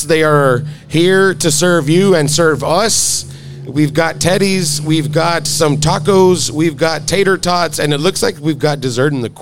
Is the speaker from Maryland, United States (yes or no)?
no; Alamo, Texas, United States; in Alamo, Texas, my hometown